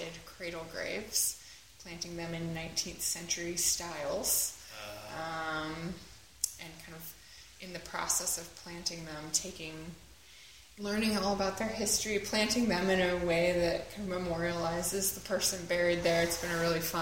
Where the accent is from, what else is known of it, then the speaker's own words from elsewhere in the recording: Nebraska, United States; now in Philadelphia, United States; I grew up in Nebraska